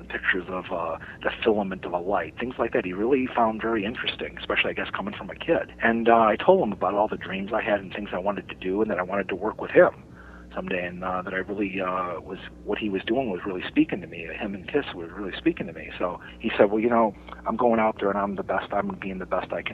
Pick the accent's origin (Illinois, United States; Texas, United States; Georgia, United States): Illinois, United States; Chicago; I was a kid growing up on Addison Street in Chicago, a couple of miles from Wrigley Field